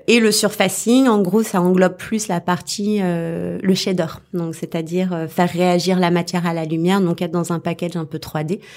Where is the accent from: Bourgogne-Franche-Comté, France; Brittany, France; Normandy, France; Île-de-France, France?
Île-de-France, France; Paris; je suis parisienne à la base